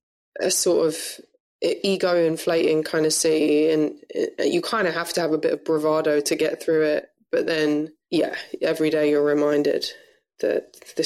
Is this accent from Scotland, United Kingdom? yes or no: no; London, United Kingdom; moved away as an adult; also born or lived in New York City; I'm a Londoner born and raised